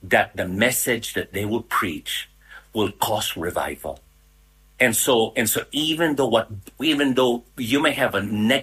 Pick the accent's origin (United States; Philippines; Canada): Philippines; I'm Filipino that live here in Manila.